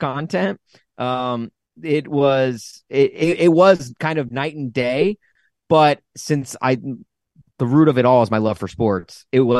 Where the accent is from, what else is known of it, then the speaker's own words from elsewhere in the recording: Southern California, United States; moved away; I was born in Southern California.